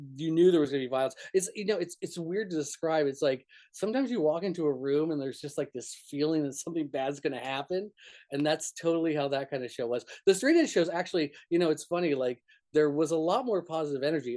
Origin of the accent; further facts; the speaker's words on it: New Mexico, United States; moved away; also born or lived in Fort Lauderdale, Florida; where I grew up in New Mexico was very very rural